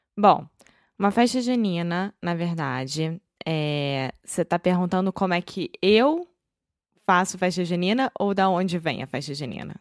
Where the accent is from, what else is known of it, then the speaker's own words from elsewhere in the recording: Rio de Janeiro, Brazil; accent: carioca; Eu sou brasileira, carioca do Rio de Janeiro.